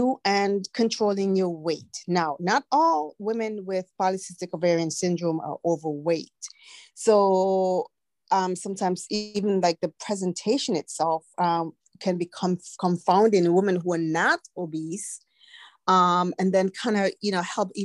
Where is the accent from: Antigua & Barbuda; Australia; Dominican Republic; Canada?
Antigua & Barbuda; moved away; I was born in the Eastern Caribbean in a tiny twin nation island called Antigua and Barbuda.